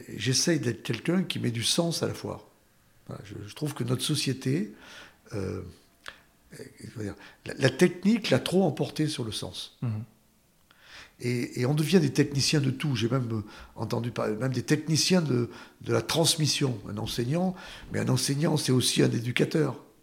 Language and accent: French; Saint-Bonnet-l'Enfantier, Nouvelle-Aquitaine, France; c'est dans le village de mon enfance, à Saint-Bonnet-l'Enfantier